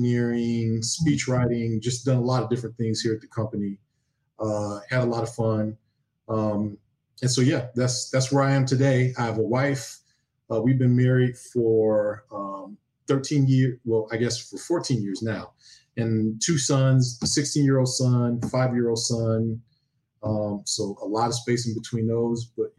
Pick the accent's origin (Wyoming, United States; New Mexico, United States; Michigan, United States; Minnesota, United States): Michigan, United States; Detroit; moved away as an adult; now in Washington, United States; born and raised in Detroit. I don't think, like, I never left Detroit, really. So my entire childhood was in Detroit.